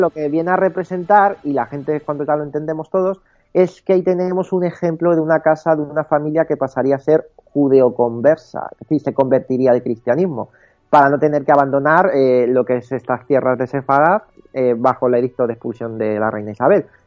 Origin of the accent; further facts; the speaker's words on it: Toledo, Castilla-La Mancha, Spain; ni los propios toledanos